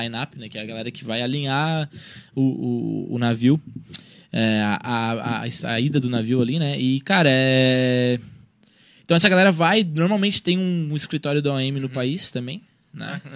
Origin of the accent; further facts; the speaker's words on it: Brazil; Eu sou do Brasil